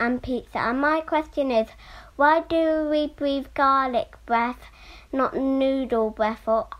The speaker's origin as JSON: {"language": "English", "country": "United Kingdom", "said": "I'm from Warningham. I'm 6 years old"}